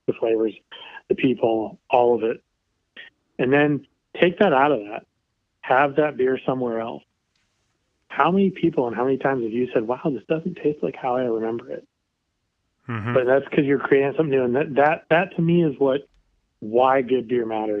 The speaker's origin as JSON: {"language": "English", "town": "Kansas City", "country": "United States", "tie": "born or raised there", "said": "I grew up in Kansas City"}